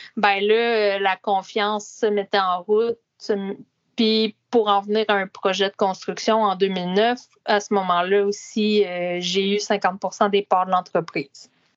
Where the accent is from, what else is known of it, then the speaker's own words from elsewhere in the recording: Laurierville, Quebec, Canada; Rang cinq à Laurier-Ville, euh, qui est aussi au centre du Québec